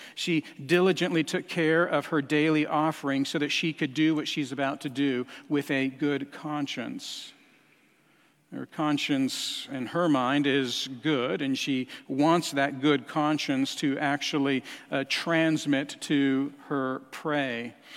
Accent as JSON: {"language": "English", "town": "Albuquerque", "region": "New Mexico", "country": "United States", "tie": "born or raised there", "moved": "yes", "said": "I spent time, uh, growing up in Albuquerque, New Mexico"}